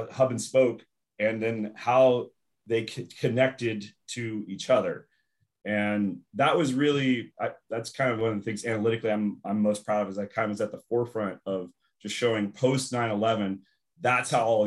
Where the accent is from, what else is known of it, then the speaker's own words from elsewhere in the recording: Los Angeles, California, United States; also born or lived in San Diego; I grew up in Los Angeles and went to school in San Diego